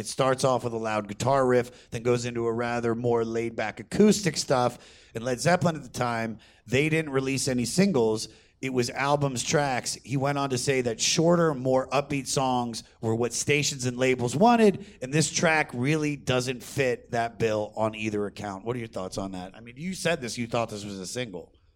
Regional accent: Baltimore, Maryland, United States; I'm from Baltimore, D.C. area

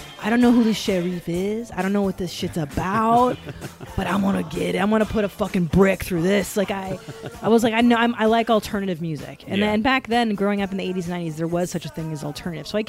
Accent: Los Angeles, California, United States; growing up in the Valley

